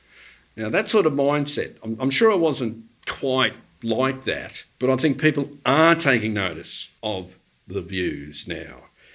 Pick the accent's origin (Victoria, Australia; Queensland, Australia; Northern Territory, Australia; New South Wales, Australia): Victoria, Australia; Korumburra; now in Mirboo North, Australia; I'm a long-time resident of Merbau North, but I actually grew up on share farms at Currumburra South and Jumbunna.